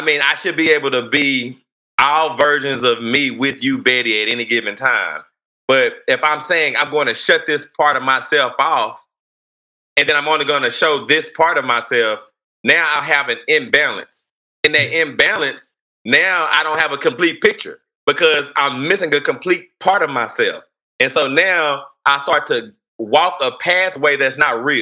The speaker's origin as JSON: {"language": "English", "town": "Fort Worth", "region": "Texas", "country": "United States", "tie": "born or raised there", "said": "I grew up in Fort Worth"}